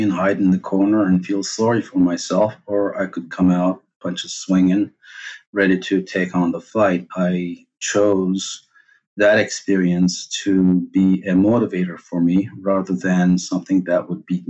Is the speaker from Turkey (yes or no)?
yes; Turkey; also born or lived in Cyprus; I was born in Cyprus, raised in Turkey.